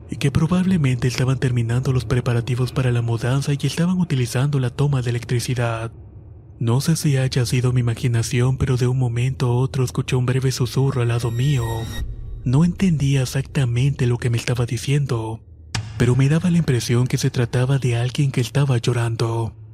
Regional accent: Torreón, Coahuila, Mexico; soy oriundo de Torreón, Coahuila

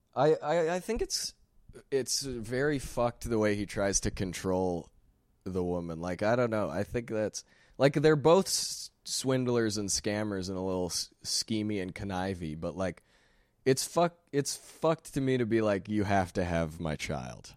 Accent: Sherwood Park, Alberta, Canada; I'm from Sherwood Park

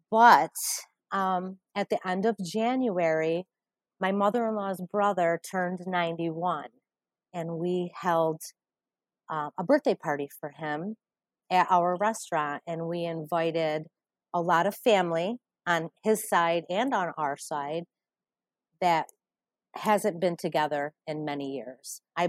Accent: Utica, New York, United States; I'm from Utica, New York.

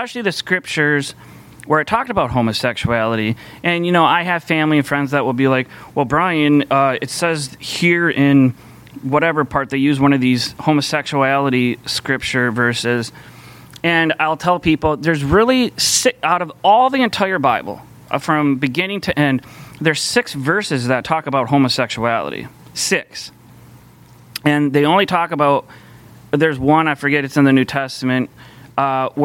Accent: Minneapolis, Minnesota, United States; I grew up here in the Twin Cities

